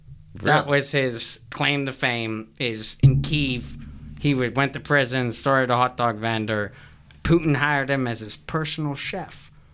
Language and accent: English; United States; I'm from America.